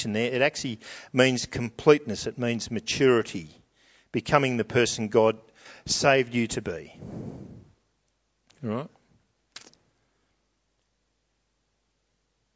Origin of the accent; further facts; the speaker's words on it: New South Wales, Australia; I'm from New South Wales